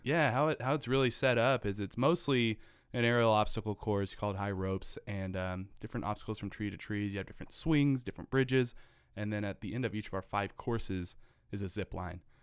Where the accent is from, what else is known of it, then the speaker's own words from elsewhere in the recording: Missouri, United States; I am a Missouri-an.